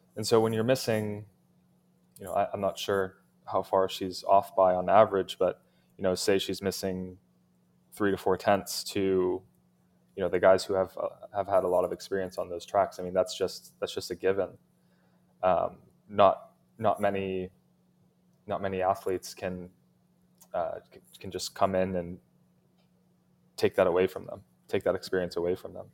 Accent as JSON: {"language": "English", "country": "United States", "tie": "born or raised there", "said": "I was born in the States"}